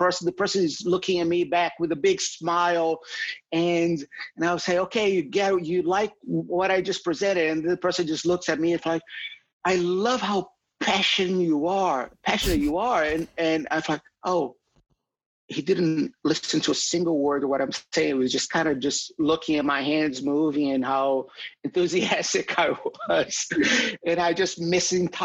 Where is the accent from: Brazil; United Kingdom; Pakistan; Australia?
Brazil; English is a second language; moved away as an adult; now in United States